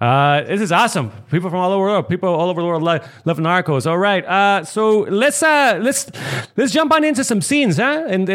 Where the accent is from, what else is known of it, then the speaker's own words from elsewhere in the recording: Tijuana, Baja California, Mexico; Obviously, I grew up in Tijuana